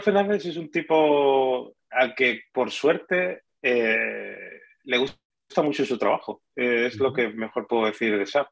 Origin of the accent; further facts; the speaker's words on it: Málaga, Andalusia, Spain; also born or lived in Madrid; El, que es de Málaga de verdad soy yo